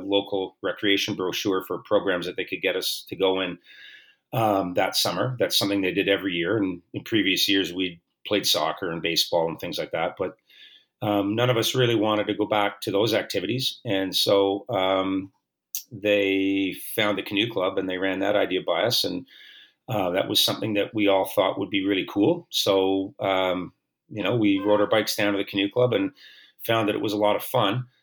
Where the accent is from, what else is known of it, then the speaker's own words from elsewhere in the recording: Oakville, Ontario, Canada; I grew up in Oakville, which is a, a, suburban community of Toronto